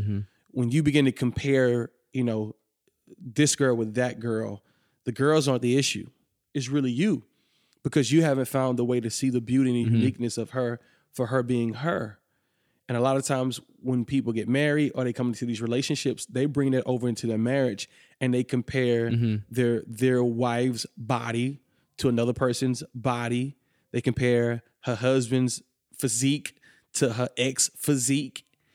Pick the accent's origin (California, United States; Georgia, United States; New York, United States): Georgia, United States; Atlanta; now in Kentucky, United States; So I'm originally from Atlanta.